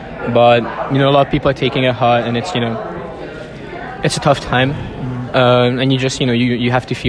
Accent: Hungary; moved away as an adult; I'm a sophomore, and I'm from Hungary.

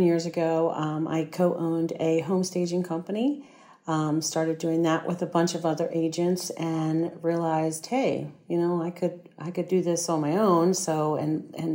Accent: Prince George's County, Maryland, United States; I grew up in Prince George's County

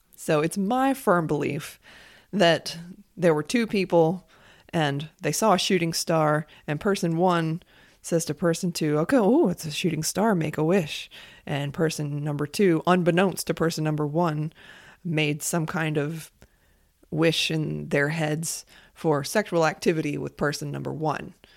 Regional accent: United States; As an American

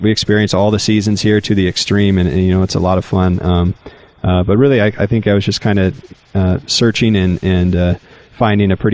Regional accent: Portland, Oregon, United States; moved away as an adult; now in Ontario, Oregon, United States; I grew up in Portland, Southeast Portland, graduated from Clackamas High School in 2006

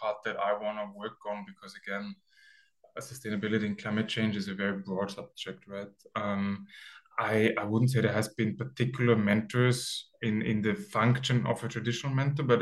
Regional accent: Austria; moved away as an adult; also born or lived in Sweden; now in Barcelona, Spain; my hometown, which is like a 10,000 people town in Austria

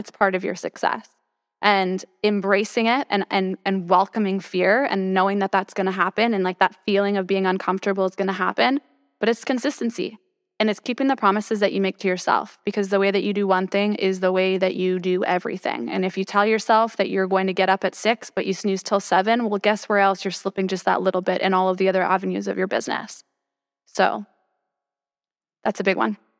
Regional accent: Toronto, Ontario, Canada; moved away as an adult; now in Austin, United States; I'm from Toronto.

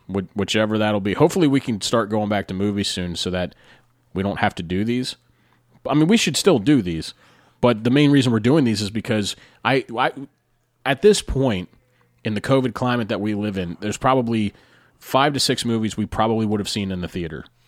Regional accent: Carlisle, Pennsylvania, United States; my hometown of Carlisle, Pennsylvania

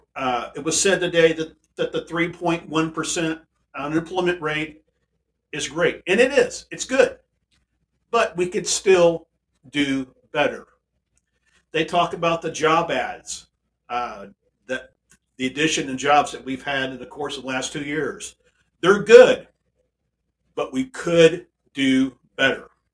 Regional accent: DeSoto, United States; Here in my hometown, here in DeSoto, and we're, we are a town of a few thousand people.

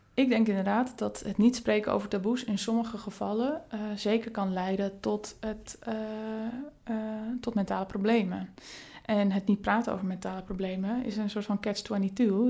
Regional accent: Friesland, Netherlands; moved away as an adult; also born or lived in Rotterdam; Ik kom zelf uit Friesland

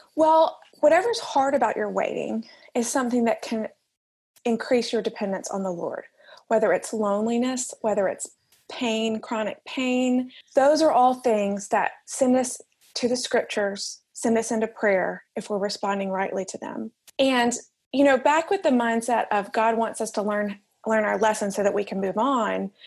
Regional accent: Alabama, United States; moved away as an adult; also born or lived in New York; now in Manhattan, United States; I am from Alabama originally. You can probably tell I don't sound like I'm from New York

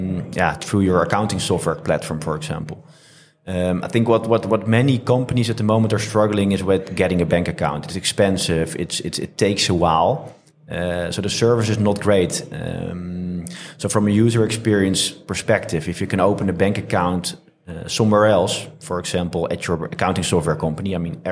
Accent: France; Originally from France, but we're really positioned as a European company.

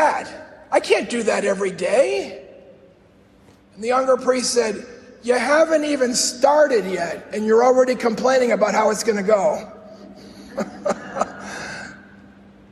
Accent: Chicago, Illinois, United States; I grew up in Chicago, the South Side, right in the middle of the city.

